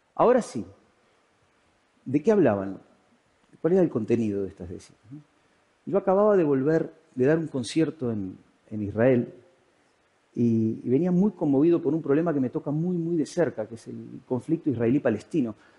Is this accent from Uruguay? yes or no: yes; Uruguay; moved away as an adult; now in Spain; yo me había ido a vivir desde Uruguay, de donde soy, a España